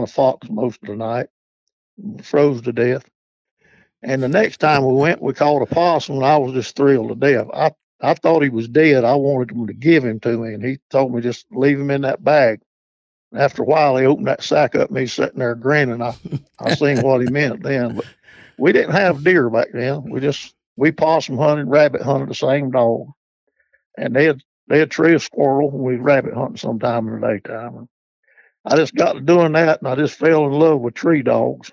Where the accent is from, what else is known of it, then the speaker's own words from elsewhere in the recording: Charlotte, North Carolina, United States; I was born in Charlotte, North Carolina, 78 years ago. And I was a city boy